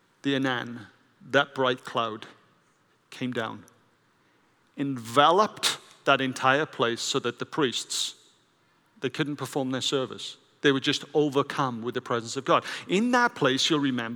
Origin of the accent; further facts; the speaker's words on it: Wales, United Kingdom; I grew up in Wales with the Welsh Revival.